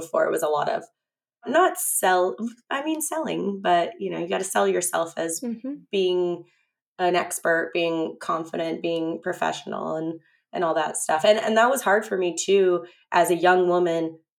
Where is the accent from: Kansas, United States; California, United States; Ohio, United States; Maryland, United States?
California, United States; San Diego; I grew up in La Jolla, and all my grandparents grew up in La Jolla